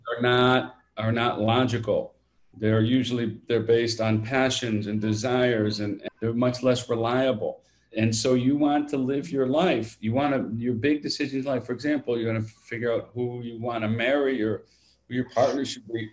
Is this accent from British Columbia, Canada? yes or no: no; London, Ontario, Canada; also born or lived in Toronto; now in Israel; I grew up actually in London, Ontario.